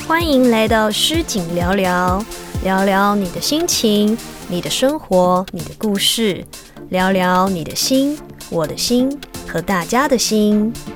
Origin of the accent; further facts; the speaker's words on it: Hakka, Taiwan; 我是客家人，虽然我从小没有就是很 很长的说客家话